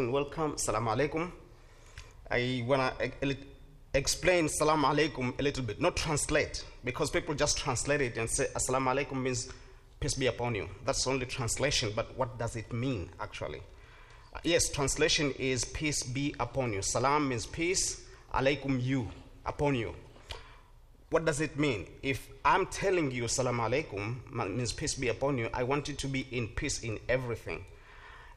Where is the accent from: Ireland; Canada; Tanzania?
Tanzania; English is a second language; now in Stark County, Ohio, United States; I came from a country that called Tanzania. Is in East Africa